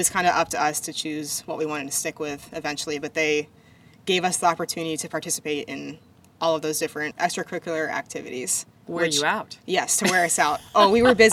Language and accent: English; Shingle Springs, California, United States; moved away as an adult; also born or lived in Carmichael, California / Vandenberg AFB, California; I was lucky enough to spend all 18 years of my life in the same home. We lived in Shingle Springs, California